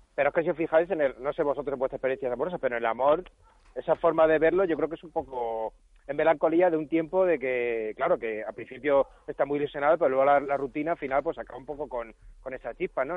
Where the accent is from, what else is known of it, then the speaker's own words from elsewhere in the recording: Madrid, Community of Madrid, Spain; es en Madrid de mi, de mi niñez.